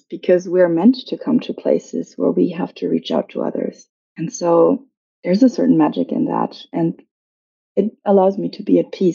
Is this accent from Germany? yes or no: yes; Germany; I was born and raised in Germany.